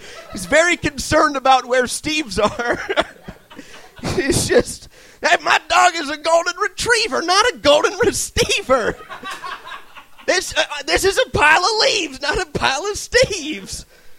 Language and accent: English; Kansas City, Missouri, United States; I'm Kansas City, Missouri.